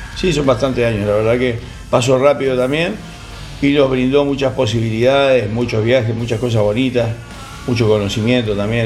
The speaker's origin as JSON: {"language": "Spanish", "country": "Uruguay", "moved": "yes", "lives_now": "Argentina", "said": "Soy uruguayo, pero Argentina para mí es mi segundo amor, vivo acá hace mucho"}